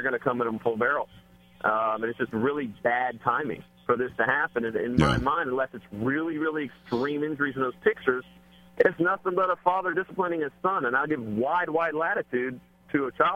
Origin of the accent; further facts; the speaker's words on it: Tyler, Texas, United States; now in Houston, United States; I grew up in Tyler, just up a ways a bit from Palestine